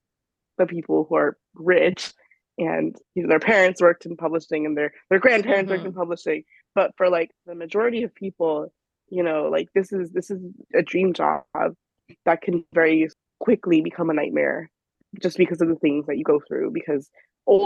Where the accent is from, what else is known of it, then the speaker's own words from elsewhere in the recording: California, United States; moved away as an adult; now in New York, United States; I'm from California, so I went to UCLA